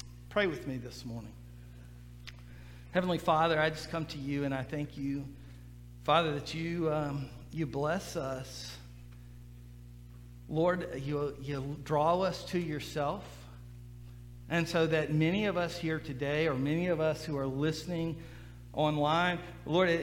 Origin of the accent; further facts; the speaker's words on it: Mississippi Gulf Coast, United States; I grew up on the Mississippi Gulf Coast and we dealt with hurricanes all the time